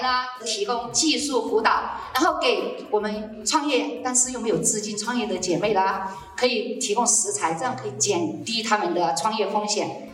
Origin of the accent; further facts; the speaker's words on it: Guilin, Guangxi, China; moved away as an adult; now in Taiwan; 我来自啊最美丽的广西桂林